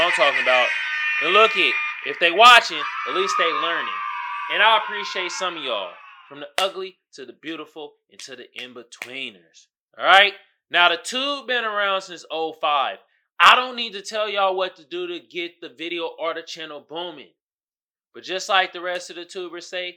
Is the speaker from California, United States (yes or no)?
yes; Oakland, California, United States; now in San Diego, United States; I'm from Oakland